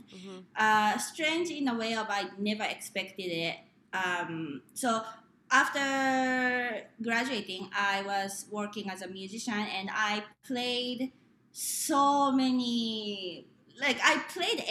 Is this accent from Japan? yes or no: yes; Japan; born or raised there; English is a second language; moved away